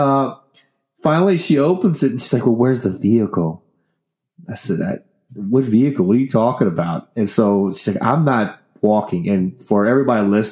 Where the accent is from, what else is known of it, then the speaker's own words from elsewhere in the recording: United States; accent: country; my fucking country accent